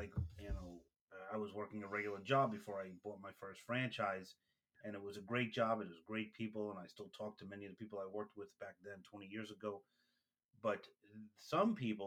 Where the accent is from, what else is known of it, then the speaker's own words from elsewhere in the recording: New York City, New York, United States; I'm from Brooklyn